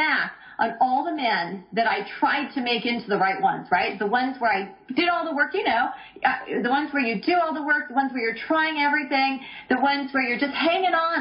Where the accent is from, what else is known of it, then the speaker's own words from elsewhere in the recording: Vancouver, British Columbia, Canada; moved away as an adult; also born or lived in Los Angeles / Toronto; I grew up in Vancouver, British Columbia, Canada.